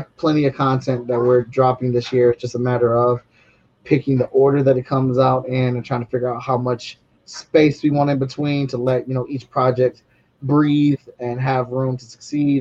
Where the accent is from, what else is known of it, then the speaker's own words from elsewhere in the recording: Cleveland, Ohio, United States; now in Columbus, United States; I'm from Cleveland, but I live in Columbus now